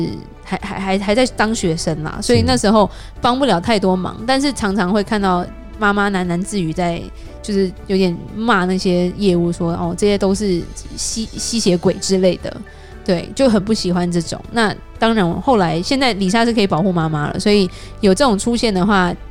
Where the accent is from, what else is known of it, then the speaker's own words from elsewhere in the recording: Taiwan; 我们台湾人这么爱出国。嗯，你出国都 OK 了，你觉得美金很可怕？